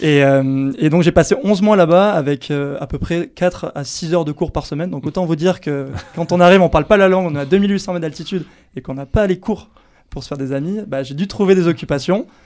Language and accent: French; Anglet, Nouvelle-Aquitaine, France; quand j'étais jeune à Anglette